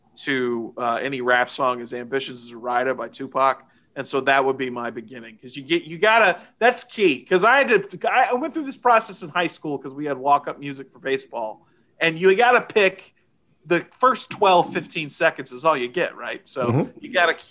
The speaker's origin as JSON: {"language": "English", "town": "Houston", "region": "Texas", "country": "United States", "said": "I'm from Houston, and in Houston, it's country and rap."}